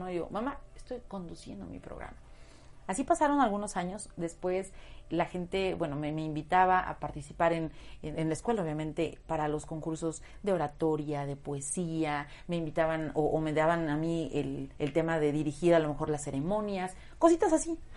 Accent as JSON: {"language": "Spanish", "region": "Puebla", "country": "Mexico", "tie": "born or raised there", "said": "Y ya sabes, yo en mi, en mi pueblo decía, no, pues un casting, no, en Puebla, uy, no, no, no, esas cosas no"}